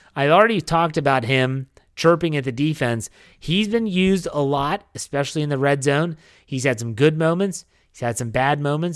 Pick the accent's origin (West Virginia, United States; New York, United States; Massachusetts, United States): West Virginia, United States; when I was growing up in West Virginia